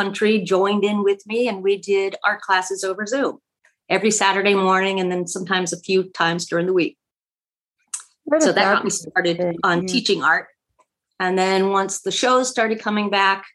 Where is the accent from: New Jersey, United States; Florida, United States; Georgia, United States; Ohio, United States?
Florida, United States; Fort Pierce; now in Jupiter, United States; I grew up in Fort Pierce, which is about an hour north of where I am now in Jupiter